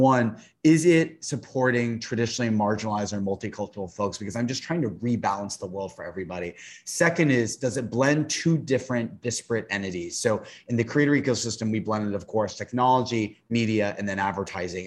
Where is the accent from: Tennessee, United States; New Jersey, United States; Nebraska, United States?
Tennessee, United States; I'm from the South, I'm from Tennessee